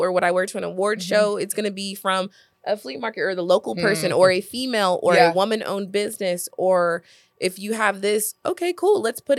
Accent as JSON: {"language": "English", "region": "Oklahoma", "country": "United States", "said": "I'm from Oklahoma."}